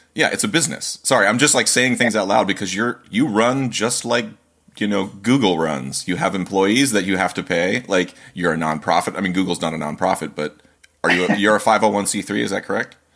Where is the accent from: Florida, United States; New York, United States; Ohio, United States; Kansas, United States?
Ohio, United States; now in Manchester, United States; I grew up in Ohio